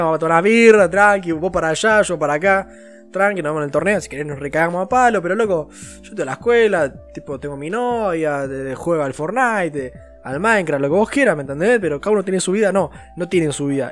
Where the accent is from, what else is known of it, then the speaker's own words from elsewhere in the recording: Argentina; yo soy un argentino hecho y derecho